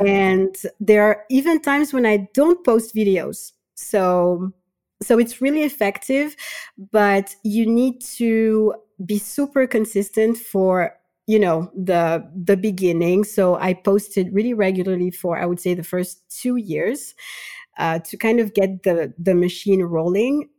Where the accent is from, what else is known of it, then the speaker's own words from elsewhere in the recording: Madagascar; now in France; I'm from Madagascar. I currently live in France